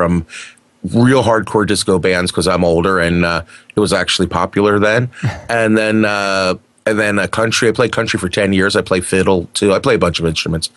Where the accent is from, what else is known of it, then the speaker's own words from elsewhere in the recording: New Jersey, United States; moved away as an adult; now in Wisconsin, United States; I'm originally from the East Coast of the United States of America, from the New Jersey area.